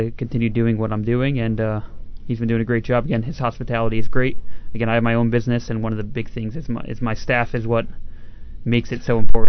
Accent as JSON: {"language": "English", "region": "New Jersey", "country": "United States", "said": "I run my own business. I come from South Jersey."}